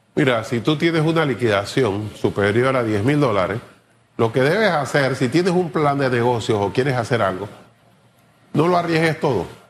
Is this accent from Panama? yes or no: yes; Panama